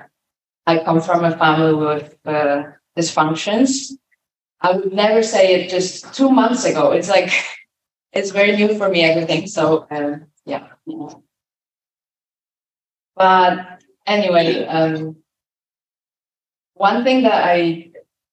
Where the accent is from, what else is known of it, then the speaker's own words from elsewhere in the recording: Poland; I was born in 1996 in Poland, and I was the first generation actually to experience a free country.